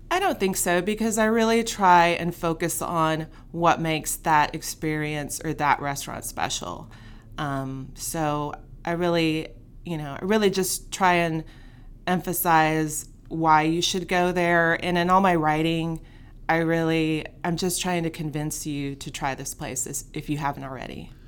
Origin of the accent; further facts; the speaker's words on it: Fort Worth, Texas, United States; I grew up here in Fort Worth